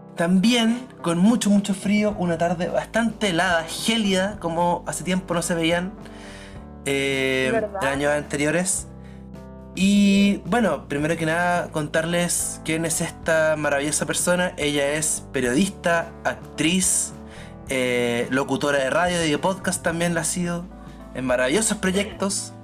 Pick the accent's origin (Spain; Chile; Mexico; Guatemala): Chile; soy de Chile y soy sociólogo